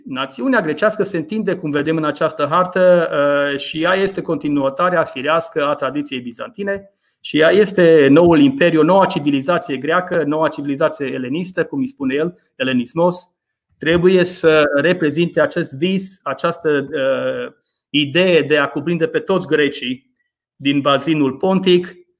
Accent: Maramureș County, Romania; accent: Maramureș dialect; moved away as an adult; now in England, United Kingdom; m-am născut în Maramureș, uh, este, este surprinzător într-un fel că am petrecut mai mulți ani în Anglia decât am petrecut în Maramureș. În Maramureș am locuit 18 ani, în Anglia locuiesc de 21 de ani.

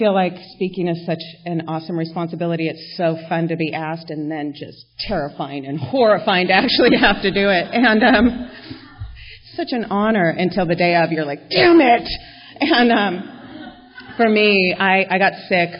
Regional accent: La Crescenta, California, United States; We grew up together in La Crescenta, where I live now

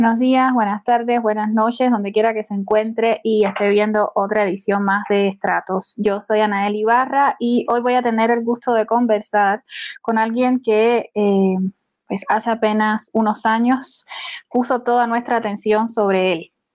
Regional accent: Cuba; casi todas las cubanas y los cubanos tenemos un punto de quiebre respecto a eh, pues, el sistema con el que nacemos

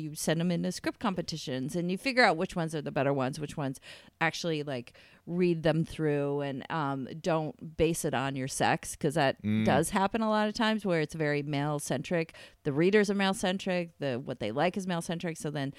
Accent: New York, United States; My hometown area in upstate New York.

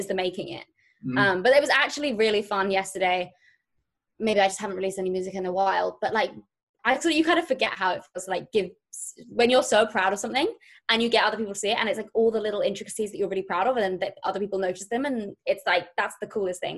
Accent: near Brighton, South East England, United Kingdom; moved away as an adult; now in London, United Kingdom; I grew up in the UK. I grew up in near a place called Brighton, which is south of London on the coast

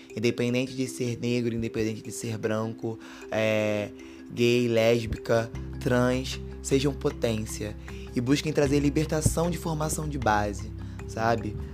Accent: Rio de Janeiro, Brazil; also born or lived in Santa Cruz, Rio de Janeiro; nascido e criado aqui em Campo Grande, né? Nasci no Cesarão em Santa Cruz, vim morar aqui em Campo Grande

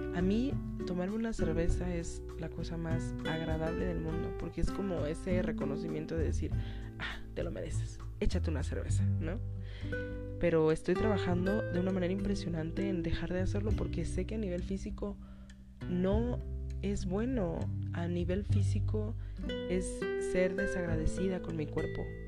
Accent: northern Mexico, Mexico; yo soy una persona que soy nacida en el DF pero criada en el norte.

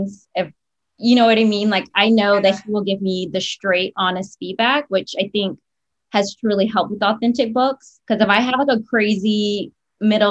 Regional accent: South Florida, United States; moved away as an adult; also born or lived in Miami; now in Orlando, United States; I'm from South Florida

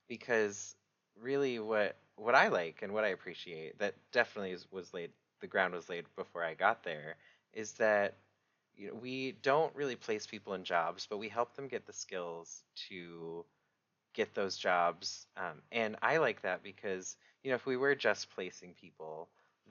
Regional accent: Rhode Island, United States; moved away as an adult; now in Washington, United States; I'm actually from Rhode Island

